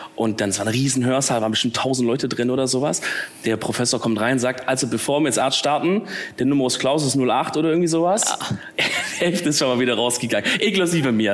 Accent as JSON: {"language": "German", "area": "Swabia", "region": "Baden-Württemberg", "country": "Germany", "accent": "Swabian", "moved": "yes", "lives_now": "Cologne, Germany", "said": "man kann es vielleicht ein bisschen hören, eigentlich ein Schwabe"}